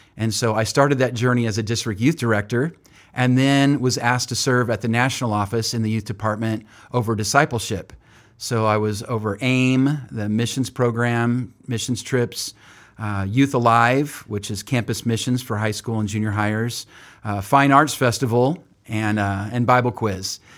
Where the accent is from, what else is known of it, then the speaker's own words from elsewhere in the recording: Oildale, California, United States; moved away as an adult; now in Springfield, United States; born and raised in Bakersfield, California, and actually not even Bakersfield, but Oildale, which is just north of Bakersfield